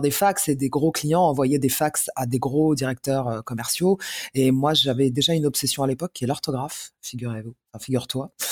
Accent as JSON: {"language": "French", "town": "Paris", "region": "Île-de-France", "country": "France", "tie": "born or raised there", "also_born_or_lived": "Algiers, Algeria", "said": "J'ai grandi à Paris, euh, Paris Centre. Euh, j'ai fait Alger-Paris sans transition à l'âge de 4 ans et demi, 5 ans, je crois."}